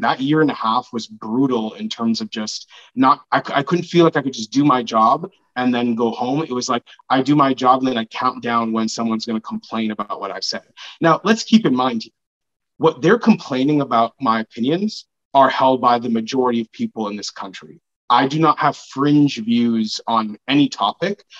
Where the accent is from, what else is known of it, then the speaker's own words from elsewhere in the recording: Brampton, Ontario, Canada; I grew up in Brampton in a neighborhood that is mostly Black and Sikh